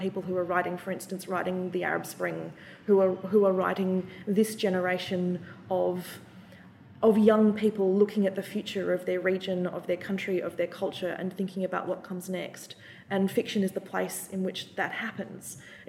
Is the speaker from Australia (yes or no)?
yes; Australia; moved away as an adult; now in Cairo, Egypt; I'm an example of the latter, an Australian voice